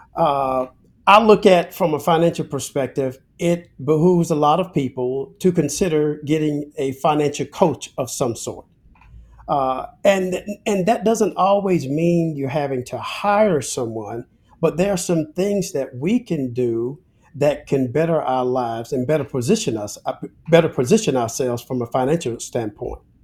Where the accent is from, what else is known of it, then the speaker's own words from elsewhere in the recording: Alabama, United States; I'm a Southern guy. I'm originally from Alabama